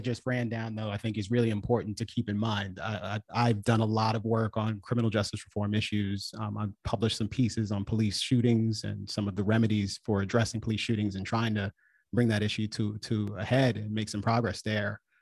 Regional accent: Washington, District of Columbia, United States; I'm from D C. My family is from Jamaica

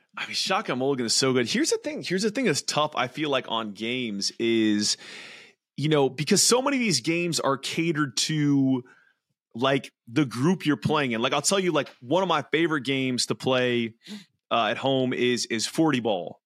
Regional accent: California, United States; played a lot of golf growing up there. I, I'm, I'm from California.

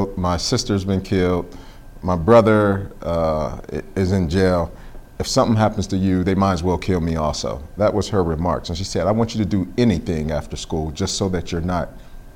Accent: Pittsburgh, Pennsylvania, United States; growing up there

